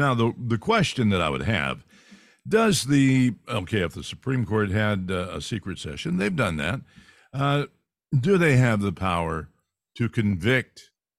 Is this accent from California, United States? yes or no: yes; California, United States; actually I'm from California.